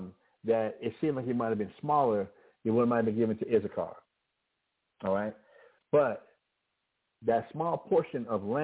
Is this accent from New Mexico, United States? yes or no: yes; Albuquerque, New Mexico, United States; I can be from Albuquerque, New Mexico, I grew up in Albuquerque, New Mexico. I'm an American, but I happen to be a New Mexican. I happen to be an Albuquerquean.